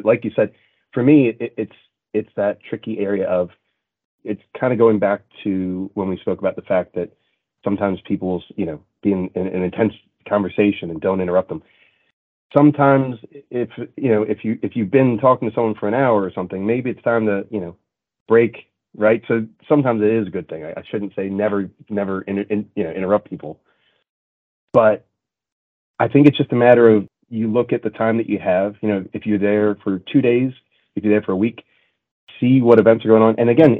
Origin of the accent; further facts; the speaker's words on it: Montreal, Quebec, Canada; And I grew up in a very culturally diverse city, right? I grew up in Montreal.